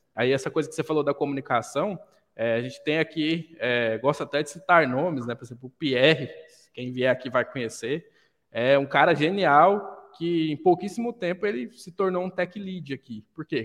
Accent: Goiânia, Goiás, Brazil; now in Caldas Novas, Brazil; Vivi a vida toda em Goiânia

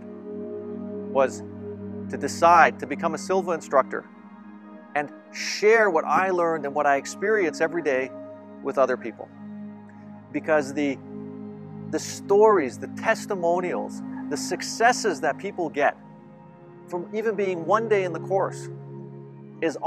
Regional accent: Toronto, Ontario, Canada; I'm from Toronto

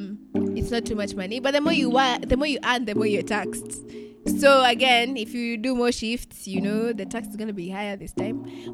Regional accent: Kenya; I'm Kenyan.

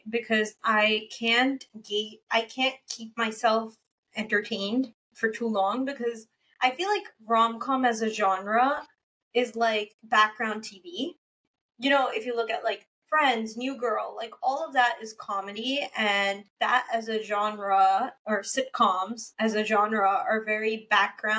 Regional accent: Kuwait; moved away; I am from Kuwait originally. Like, my family is from Kuwait. My mom was born there

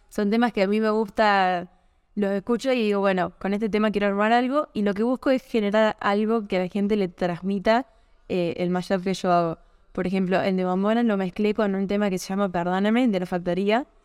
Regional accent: Córdoba, Argentina; yo soy de Córdoba, Argentina, y estoy ahora en Buenos Aires, estuve dos semanas allá

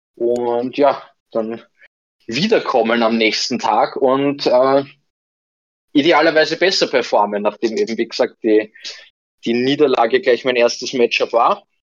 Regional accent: Vienna, Austria; bei uns in Wien

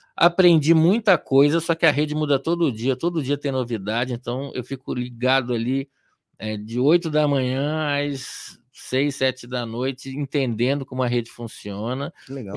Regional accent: Rio de Janeiro, Brazil; moved away as an adult; also born or lived in Atibaia; now in São Paulo, Brazil; eu sou nascido e criado em Copacabana, no Rio de Janeiro

